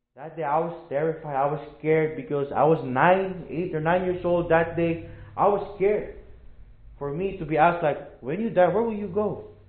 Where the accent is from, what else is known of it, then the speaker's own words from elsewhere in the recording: Philippines; moved away as an adult; I'm a missionary from the Philippines. I am a church planter in the Philippines.